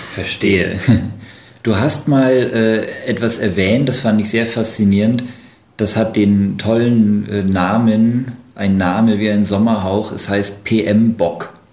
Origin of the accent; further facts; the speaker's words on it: Germany; wir anderen sind Deutsche